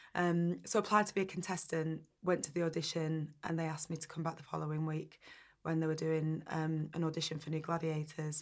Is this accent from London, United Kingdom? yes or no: no; Burnley, North West England, United Kingdom; I grew up in Burnley in the northwest